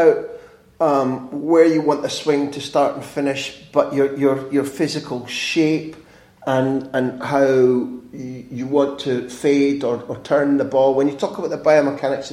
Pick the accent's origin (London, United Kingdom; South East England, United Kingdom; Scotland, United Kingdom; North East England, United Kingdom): Scotland, United Kingdom; Growing up as a Scot